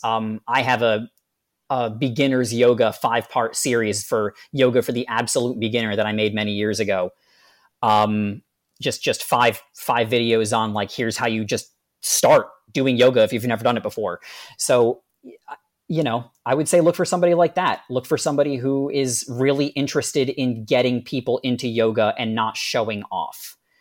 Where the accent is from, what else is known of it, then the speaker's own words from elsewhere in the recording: New Jersey, United States; I'm right up in North Jersey